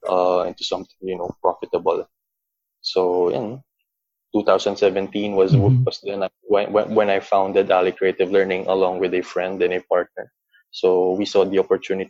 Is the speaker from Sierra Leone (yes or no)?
no; Philippines; growing up as a Filipino or within a Filipino context